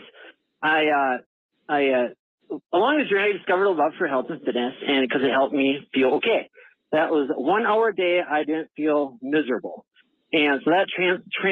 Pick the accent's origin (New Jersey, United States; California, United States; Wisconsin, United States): Wisconsin, United States; Eau Claire; I'm from Eau Claire, Wisconsin